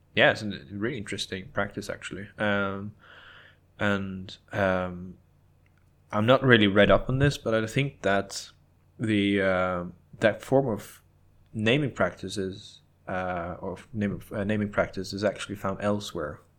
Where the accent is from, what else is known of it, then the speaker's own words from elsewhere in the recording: Norway; growing up in Norway